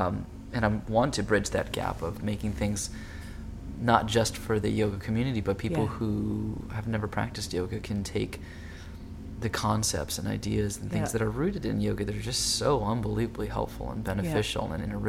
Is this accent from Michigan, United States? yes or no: no; Hawaii, United States; I grew up in Hawaii